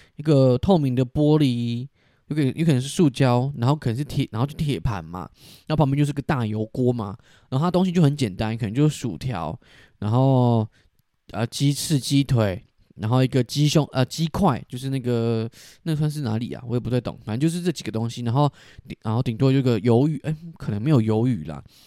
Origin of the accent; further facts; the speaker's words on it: southern Taiwan, Taiwan; 因为我就是在南部长大